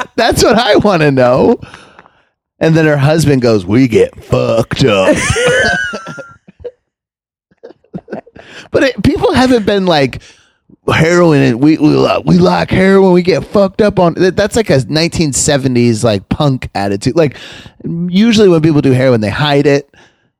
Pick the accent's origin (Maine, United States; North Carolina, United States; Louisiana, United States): Maine, United States; Westbrook; my hometown in Westbrook, Maine